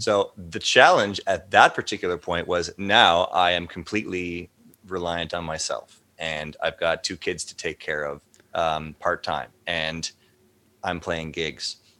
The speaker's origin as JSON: {"language": "English", "country": "Canada", "said": "as a Canadian citizen since birth for 40 years"}